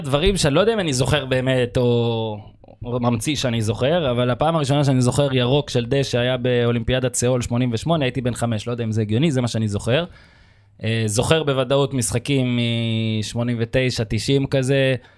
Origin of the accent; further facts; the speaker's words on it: Northern District, Israel; אנחנו מהצפון